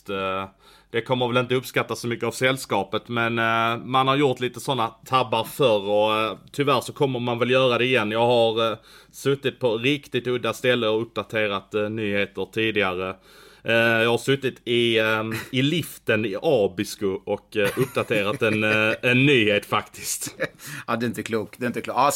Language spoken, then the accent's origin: Swedish; Skåne, Sweden; Jag, äh, jag är skåning så att äh, vi, åker, vi åker inte skidor i Skåne